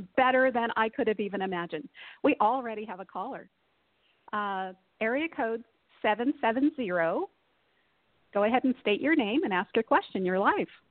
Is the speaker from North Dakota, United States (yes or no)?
no; Texas, United States; now in Pacific Northwest, United States; where I grew up in Texas